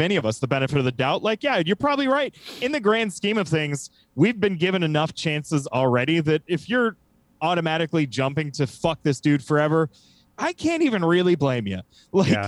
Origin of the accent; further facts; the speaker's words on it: United States; from America